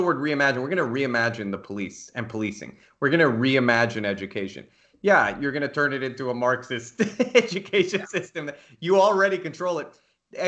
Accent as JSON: {"language": "English", "country": "United States", "said": "as an American"}